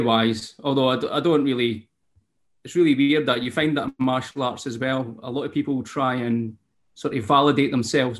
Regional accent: Scotland, United Kingdom; accent: Scottish; I'm a Scottish singer-songwriter.

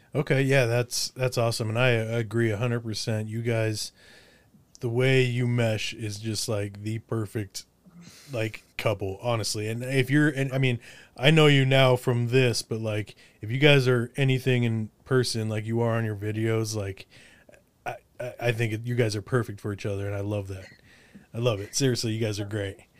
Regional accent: Windsor, Colorado, United States; also born or lived in Olympia, Washington; I'm from Windsor, Colorado originally.

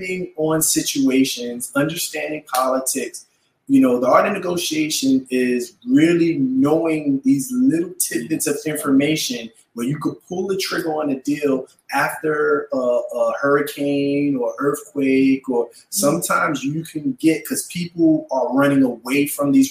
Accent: New York City, New York, United States; I grew up in Red Hook. So I used to go to Red Hook in the projects and play

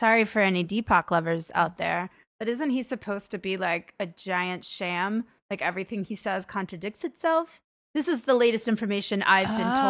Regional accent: Arkansas, United States; my home state of Arkansas.

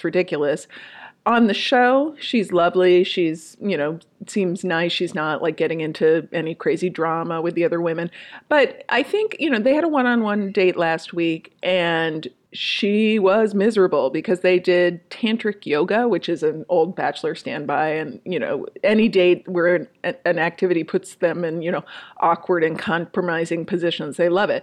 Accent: Minnesota, United States; I'm from Minnesota

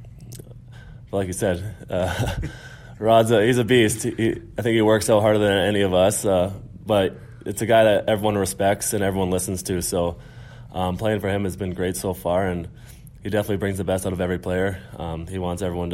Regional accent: Brandon, Manitoba, Canada; moved away; my hometown. It's a hockey town back in Brandon, Manitoba

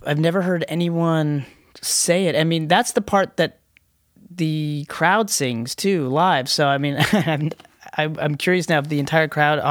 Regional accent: Canada; we're Canadians.

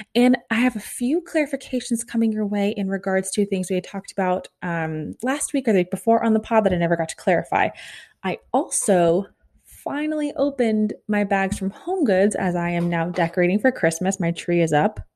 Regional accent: Overland Park, Kansas, United States; my hometown of Over Elm Park, Kansas

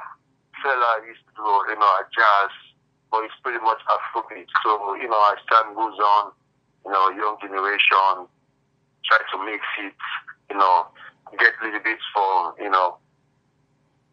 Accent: Sierra Leone; I'm from Sierra Leone, West Africa

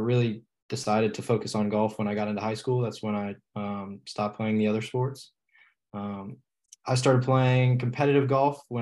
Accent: Charleston, South Carolina, United States; also born or lived in Bristol, Virginia; I live in Charleston now, but I was not born here. I was born in Southwest Virginia

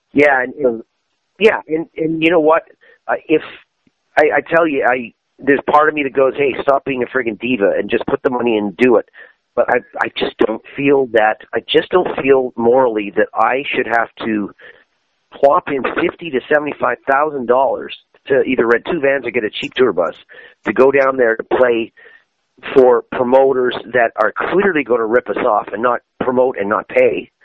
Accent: Canada; Canada, my home country

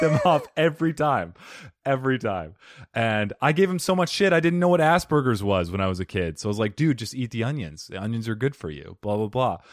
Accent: Arizona, United States; Arizonians, we, we block out, like, half our consonants

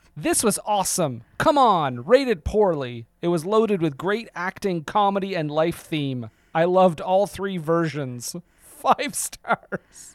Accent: Montreal, Quebec, Canada; I'm from Montreal.

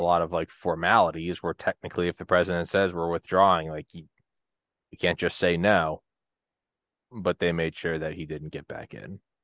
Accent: New England, United States; moved away; also born or lived in Georgia; I lived in Georgia for fifteen years, but I'm from New England

